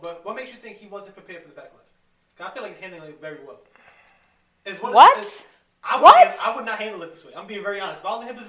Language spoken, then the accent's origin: English; New York, United States; We're from New York.